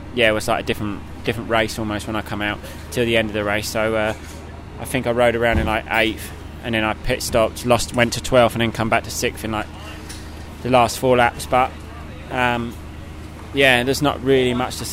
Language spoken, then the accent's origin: English; United Kingdom; being British